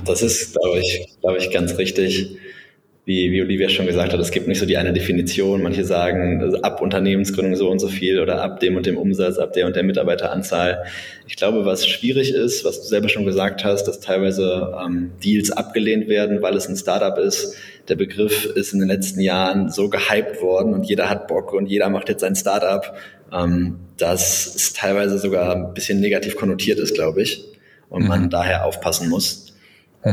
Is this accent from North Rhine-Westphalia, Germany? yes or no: yes; Bonn, North Rhine-Westphalia, Germany; also born or lived in Berlin; gebürtiger Bonner